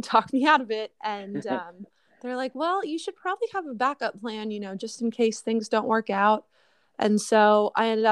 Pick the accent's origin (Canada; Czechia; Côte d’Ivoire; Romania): Canada; Huntsville, Ontario; moved away as an adult; also born or lived in Nashville, Tennessee; I was born in Canada, but I go back and forth between my hometown, Huntsville, Ontario, and Nashville, Tennessee.